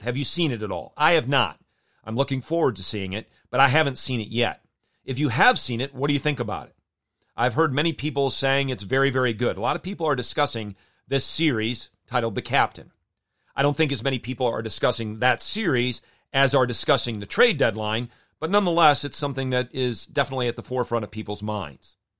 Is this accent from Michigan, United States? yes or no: yes; Jenison, Michigan, United States; moved away; I grew up in Jenison, Michigan